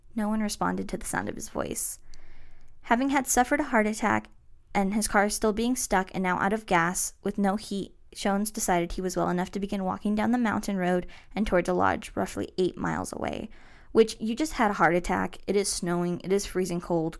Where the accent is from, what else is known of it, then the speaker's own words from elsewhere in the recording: Yuba City, California, United States; moved away; home being Marysville and Yuba City, California. which, like I said, is my hometown